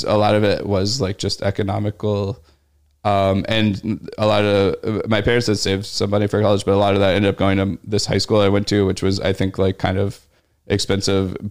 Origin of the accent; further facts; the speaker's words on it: Louisville, Kentucky, United States; moved away as an adult; also born or lived in Pittsburgh, Pennsylvania / Beloit, Wisconsin / Chicago, Illinois; now in New York, United States; The college town was like definitely a lot smaller than my hometown.